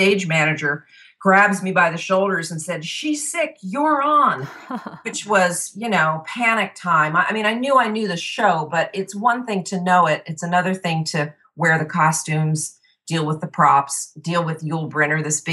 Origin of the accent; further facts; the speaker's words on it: New Jersey, United States; I grew up in New Jersey, which is nothing like the TV show Jersey Shore